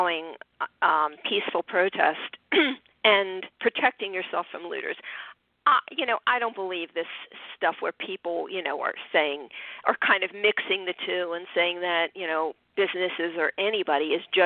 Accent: Florida, United States; I'm from Florida too

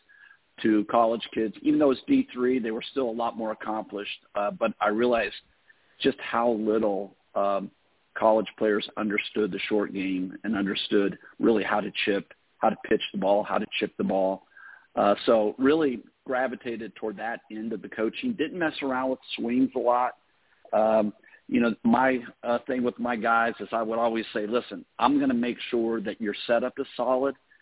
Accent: Southern California, United States; I grew up in Southern California, born out there

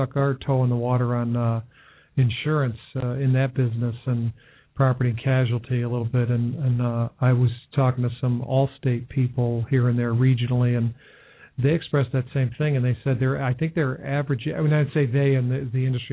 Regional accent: Albany, New York, United States; moved away as an adult; now in Cincinnati, United States; near where I grew up in Albany, New York

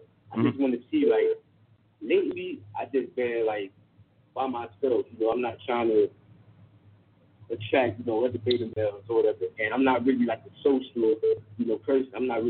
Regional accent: Miami, Florida, United States; I'm from Miami, North 305, Dade County. That's my shout out. But I'm 17

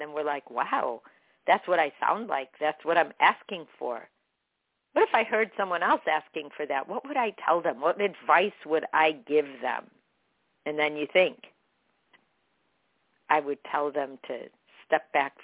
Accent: Chicago, Illinois, United States; I grew up with her in Chicago

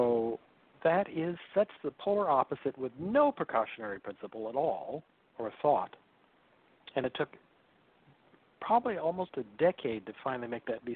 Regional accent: Salinas Valley, California, United States; growing up in the Salinas Valley as a kid

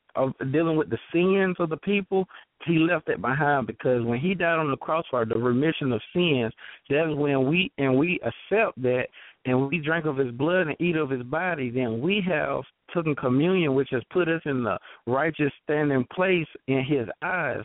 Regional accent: Thomson, Georgia, United States; I'm from uh Thompson, Georgia.

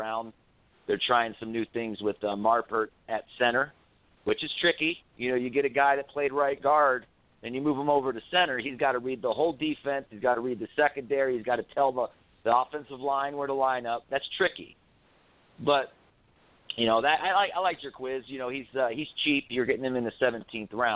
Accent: Orlando, Florida, United States; moved away as an adult; now in Las Vegas, United States; I grew up in Orlando

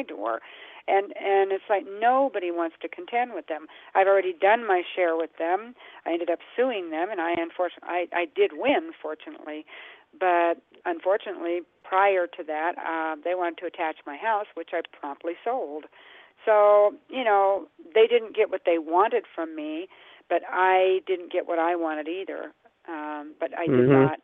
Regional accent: San Diego, California, United States; I was born and raised in San Diego.

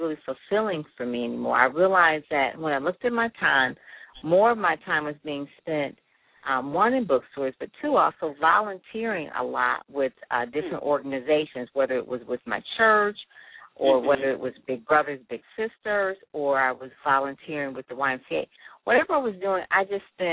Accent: Detroit, Michigan, United States; I'm from Detroit, went to Detroit Public Schools and, you know, went to Cass Tech, went to Wayne State

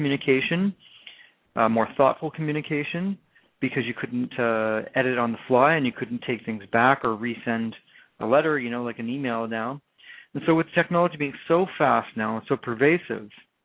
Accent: Canada; accent: Canadian; my Canadian accent

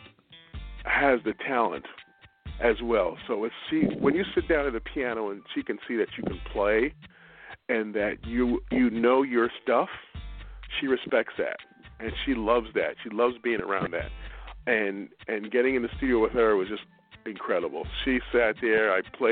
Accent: New York City, New York, United States; also born or lived in Westchester; Born and raised in Brooklyn, New York

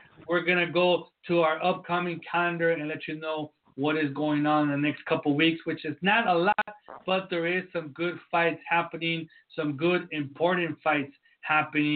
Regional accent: San Diego, California, United States; I'm from San Diego

